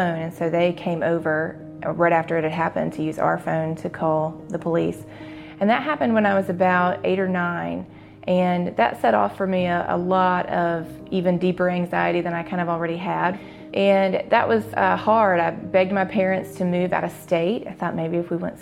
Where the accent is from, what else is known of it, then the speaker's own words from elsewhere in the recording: Jackson, Mississippi, United States; I grew up in West Jackson, in a wonderful, happy home